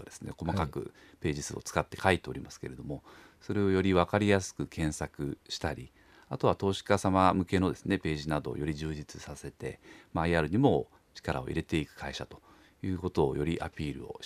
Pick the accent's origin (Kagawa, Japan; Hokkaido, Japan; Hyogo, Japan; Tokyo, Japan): Tokyo, Japan; moved away as an adult; now in Kamakura, Japan; もともとは東京出身なんですけ